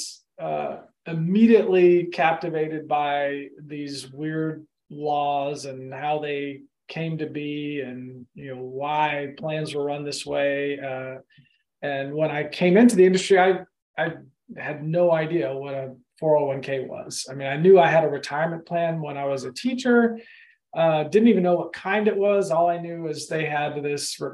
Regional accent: Austin, Texas, United States; also born or lived in Oklahoma / Madrid, Spain; now in Augusta, United States; I grew up mostly in Austin, Texas, and so okay. I'd say I'm from Austin, Texas. I was born in Oklahoma, lived in Madrid, Spain for a few years, and for the last little over 20 years, I have lived in Augusta

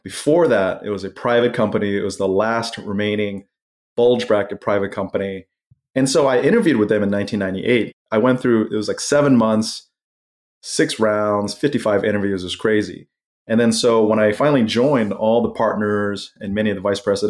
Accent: Malaysia; I had a lot of friends growing up in Malaysia, where I went to middle school

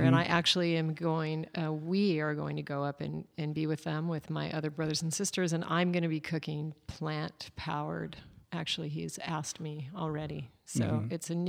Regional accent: Alaska, United States; I come from Alaska, and my dad is a hunter

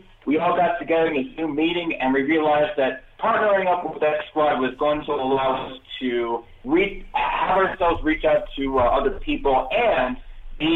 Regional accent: New York, United States; moved away as an adult; now in Denver, United States; I'm from New York, but I moved out to Denver, Colorado about 7 years ago

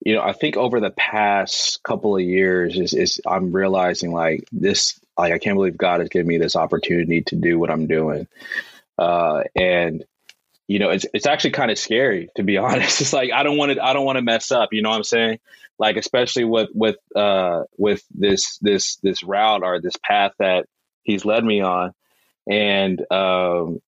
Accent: Texas, United States; moved away as an adult; now in Alabama, United States; I'm a Texan.

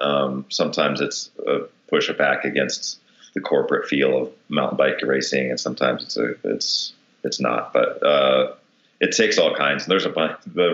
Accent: Detroit, Michigan, United States; I'm a machinist from Detroit

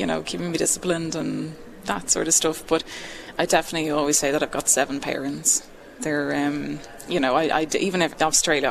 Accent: Ireland; I'm Irish

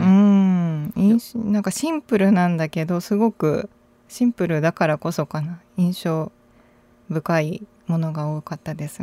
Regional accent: Munakata, Fukuoka, Japan; now in Nara, Japan; はい、福岡の宗像市っていう宗像大社という神社が有

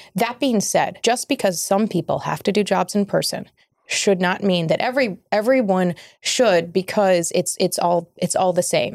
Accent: Kentucky, United States; my home state of Kentucky

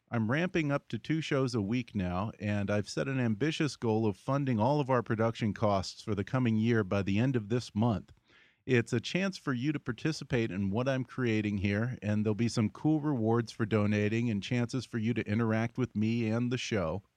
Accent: Texas, United States; I'm from Texas.

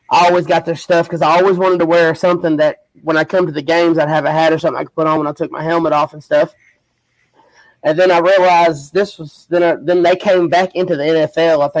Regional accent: Kentucky, United States; I'm from the good old state of Kentucky.

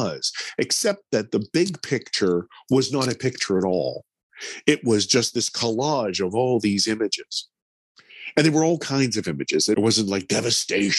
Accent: Pittsburgh, Pennsylvania, United States; I grew up in America and I speak English

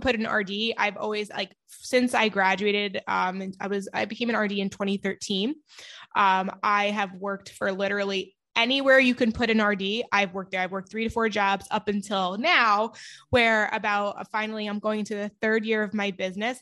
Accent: New York, United States; I'm from New York

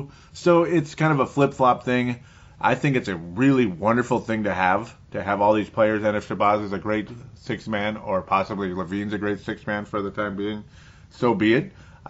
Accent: New Zealand; when I used to accidentally say … from Australia, it's like, actually, I'm from New Zealand.

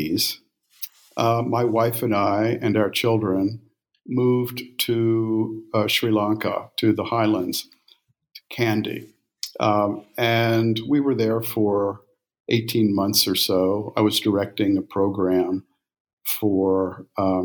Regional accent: Memphis, Tennessee, United States; also born or lived in India; I was born in Memphis, Tennessee in 1952

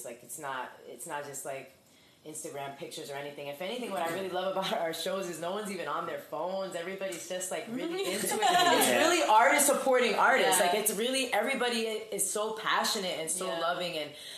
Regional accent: Elizabeth, New Jersey, United States; I'm from Union County. I'm from Elizabeth.

